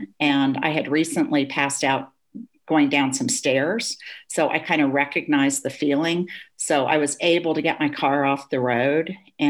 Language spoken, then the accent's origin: English; Germany; I grew up in Germany. My father worked for the US government.